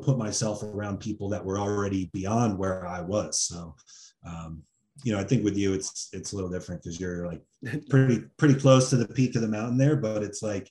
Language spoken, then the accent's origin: English; New Jersey, United States; moved away as an adult; I grew up in Jersey